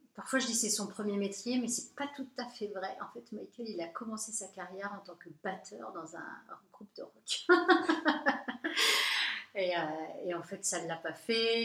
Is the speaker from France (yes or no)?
yes; France; je suis française